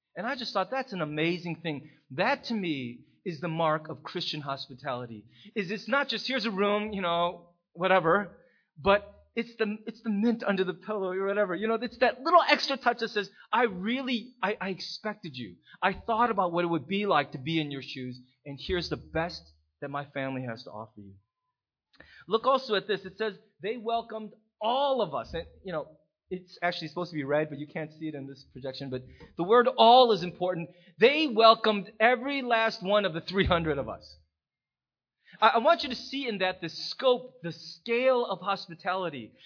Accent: United States; as an American

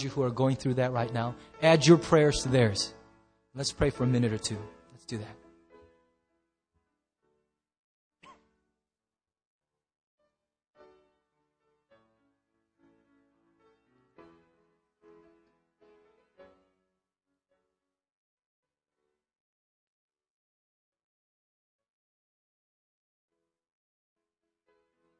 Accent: United States; I'm so proud and thankful to be an American, and I love so much of what growing up in this nation has instilled in my instinct

